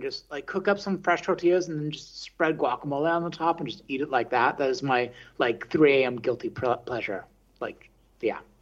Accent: the Bay Area, California, United States; moved away as an adult; also born or lived in San Francisco; now in Berlin, Germany; I grew up in the Bay Area

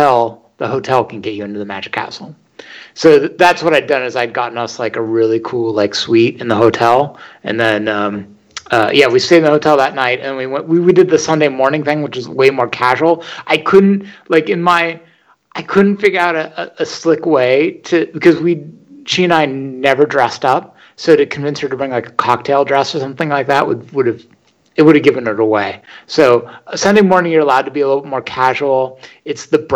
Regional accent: Northern California near San Francisco, United States; also born or lived in Los Angeles; I grew up in Northern California near San Francisco

